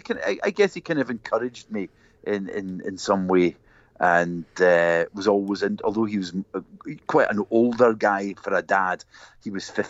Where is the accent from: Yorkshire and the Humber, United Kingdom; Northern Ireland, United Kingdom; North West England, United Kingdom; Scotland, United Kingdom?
Scotland, United Kingdom; Glasgow; I was born and grew up in Glasgow.